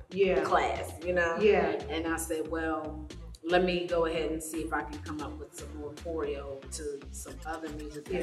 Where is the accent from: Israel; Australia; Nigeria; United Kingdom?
Nigeria; Lagos; moved away; I was born in Nigeria, Lagos, Nigeria. Shout out, Lagos.